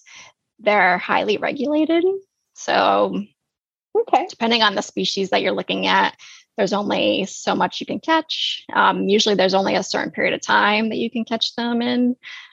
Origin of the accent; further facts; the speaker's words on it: New England, United States; moved away; I'm from New England originally.